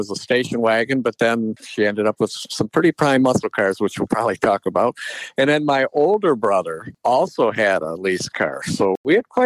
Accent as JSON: {"language": "English", "town": "Detroit", "region": "Michigan", "country": "United States", "said": "I grew up in a car family. I'm from the Detroit area"}